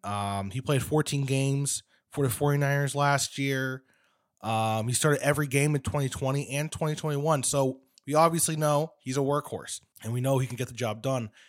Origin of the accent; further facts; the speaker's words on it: New Jersey, United States; my home state, New Jersey